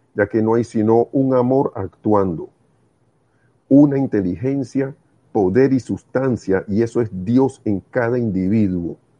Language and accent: Spanish; Panama; En Panamá le decimos real a los cinco centavos.